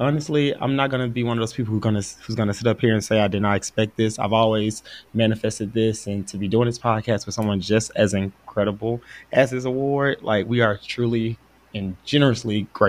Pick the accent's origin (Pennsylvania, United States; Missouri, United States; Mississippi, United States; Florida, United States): Mississippi, United States; I come from the South. Like, I'm from Mississippi. I don't like snow.